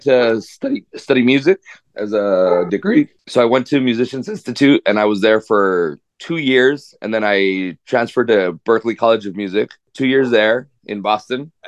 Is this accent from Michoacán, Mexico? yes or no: no; Ciudad Juárez, Chihuahua, Mexico; also born or lived in El Paso, Texas; I grew up in Juarez, Mexico.